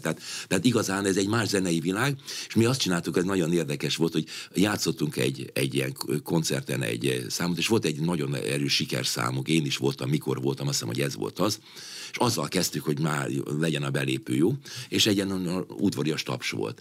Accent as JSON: {"language": "Hungarian", "country": "Hungary", "said": "Magyarországról jövök"}